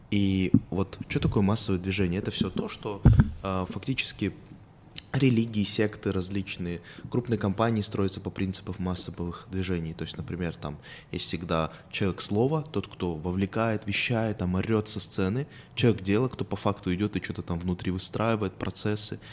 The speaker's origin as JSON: {"language": "Russian", "country": "Kazakhstan"}